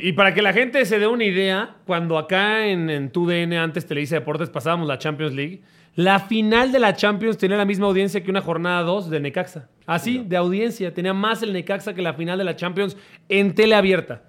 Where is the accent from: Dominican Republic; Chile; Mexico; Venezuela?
Mexico; pues de México